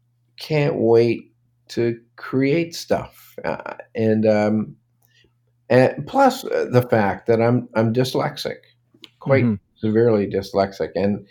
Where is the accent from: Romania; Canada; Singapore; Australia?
Canada; Toronto, Ontario; also born or lived in Brooklyn, New York; I was born in Brooklyn, but I basically grew up in Toronto.